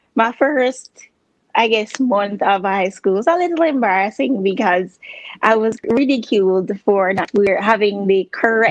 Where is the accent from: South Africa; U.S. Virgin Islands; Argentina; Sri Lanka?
U.S. Virgin Islands; moved away as an adult; now in Ohio, United States; I grew up there. That's where I was uh, born.